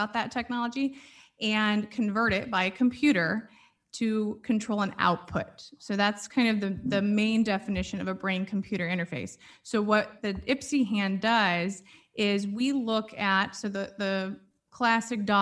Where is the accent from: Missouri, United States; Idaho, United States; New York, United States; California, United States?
Missouri, United States; St. Louis; I'm from St. Louis, born and raised in St. Louis.